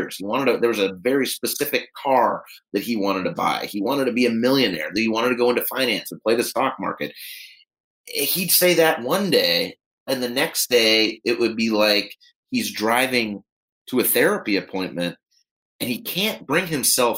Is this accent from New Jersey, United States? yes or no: no; Pittsburgh, Pennsylvania, United States; moved away; I was back visiting family in my hometown of Pittsburgh, Pennsylvania